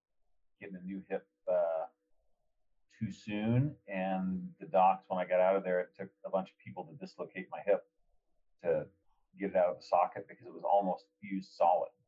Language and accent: English; Kansas, United States; moved away; also born or lived in Flagstaff; I grew up in Kansas, of all places